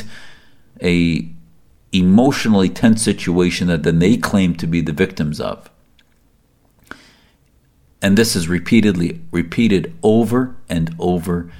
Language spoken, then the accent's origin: English; United States; As an American Muslim